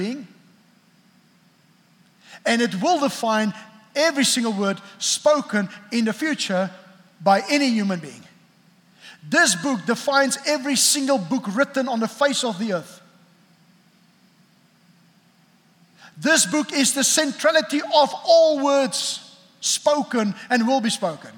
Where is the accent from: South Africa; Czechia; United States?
South Africa; I grew up in South Africa